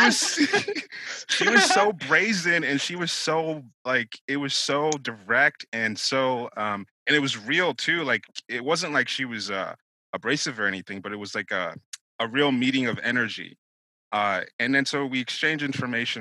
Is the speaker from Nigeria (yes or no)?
yes; Nigeria; I was born, I'm Nigerian.